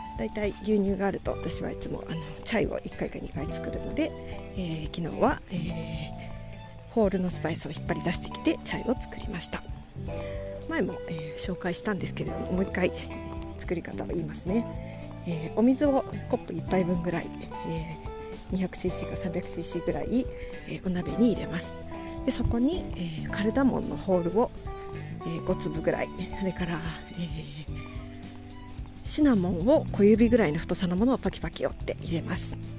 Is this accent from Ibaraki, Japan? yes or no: no; Takayama, Gifu, Japan; 私小さい頃からですね、えー、と、小さい頃、飛騨高山に住んでいまして